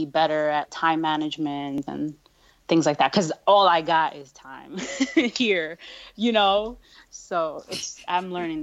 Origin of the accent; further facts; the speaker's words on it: New York, United States; also born or lived in India; I'm from New York.